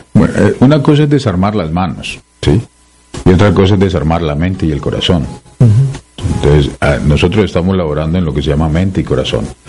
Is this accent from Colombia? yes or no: no; Peru